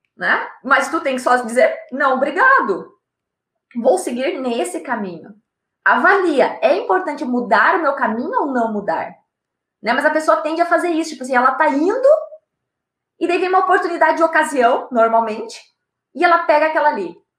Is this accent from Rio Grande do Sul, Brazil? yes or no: yes; Rio Grande do Sul, Brazil; eu sou do Rio Grande do Sul, aqui nós temos Gramado na nossa serra